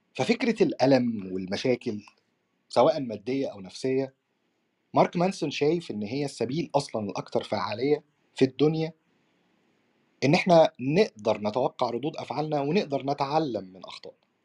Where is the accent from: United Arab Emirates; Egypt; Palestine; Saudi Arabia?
Egypt; احنا عندنا في مصر